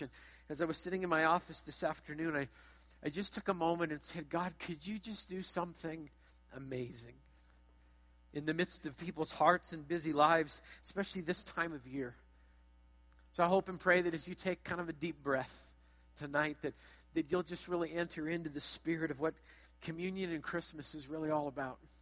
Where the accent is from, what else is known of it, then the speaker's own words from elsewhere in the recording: Brandon, Manitoba, Canada; as you enter into my hometown, you're going to go past a hotel, past a car lot